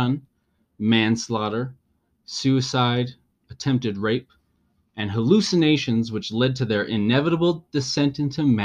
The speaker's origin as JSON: {"language": "English", "region": "Utah", "country": "United States", "said": "we're from Utah. We live in Utah"}